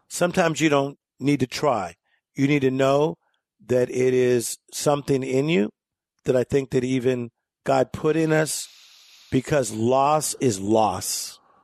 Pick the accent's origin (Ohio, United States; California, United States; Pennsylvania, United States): California, United States; Compton; we grew up in Compton, California.